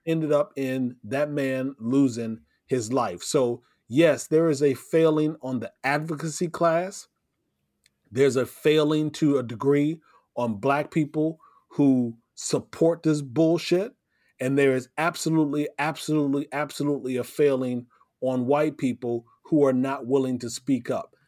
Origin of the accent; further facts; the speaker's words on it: Davenport, Iowa, United States; I grew up in Davenport, Iowa